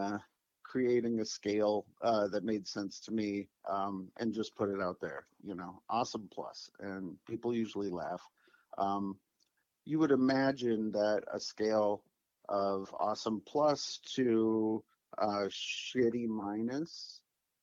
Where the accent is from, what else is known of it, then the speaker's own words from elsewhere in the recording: Holland, Michigan, United States; moved away as an adult; also born or lived in Lewiston, Idaho; now in Portland, United States; I grew up in a combination of places: Holland, Michigan, Lewiston, Idaho